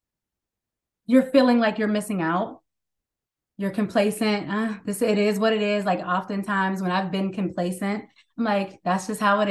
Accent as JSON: {"language": "English", "town": "Pittsburgh", "region": "Pennsylvania", "country": "United States", "moved": "yes", "lives_now": "Maryland, United States", "said": "I live currently in the DMV, Maryland area, but I'm from Pittsburgh, Pennsylvania"}